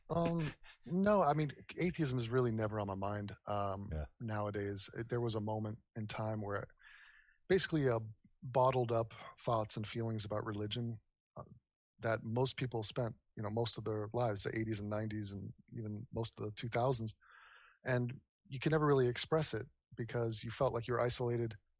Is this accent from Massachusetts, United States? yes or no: no; Los Angeles, California, United States; also born or lived in New York; I was born in New York, uh, raised in Los Angeles on the west side by the beach near Malibu.